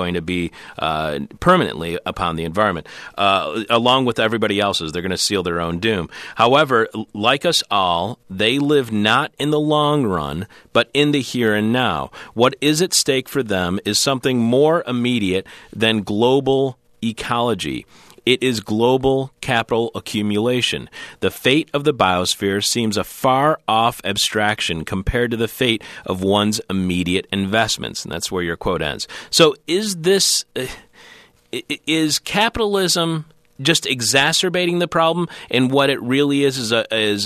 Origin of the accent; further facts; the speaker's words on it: Detroit, Michigan, United States; as a kid growing up in Detroit